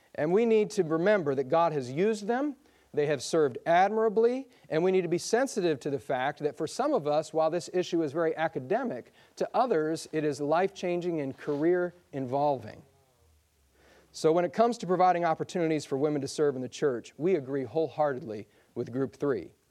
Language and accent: English; Michigan, United States; I come from Michigan, and, uh, there's just lots of snow there